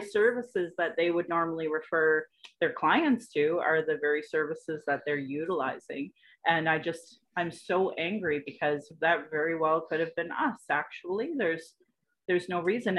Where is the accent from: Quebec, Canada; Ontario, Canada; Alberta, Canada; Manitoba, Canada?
Alberta, Canada; Calgary; I was born in Calgary